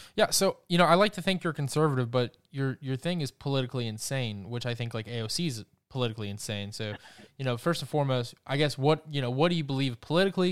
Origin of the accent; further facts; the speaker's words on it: Georgia, United States; Atlanta even, my home state